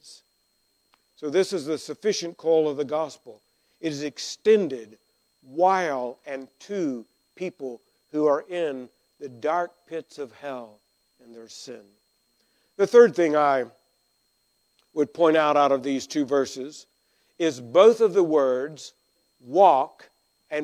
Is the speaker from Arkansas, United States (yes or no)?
yes; Arkansas, United States; I grew up in Arkansas, and we were grammatically ahead